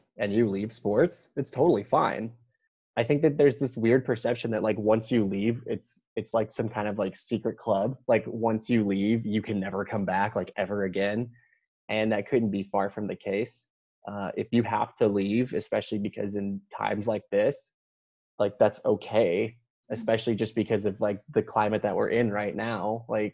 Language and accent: English; Texas, United States; now in Carolina, United States; I'm a born and raised Texan.